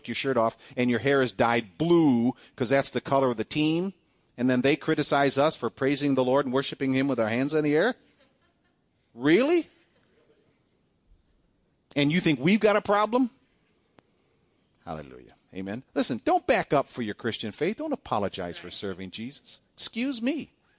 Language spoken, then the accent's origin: English; Cleveland, Ohio, United States; I was born and raised in Cleveland. And Cleveland, Ohio.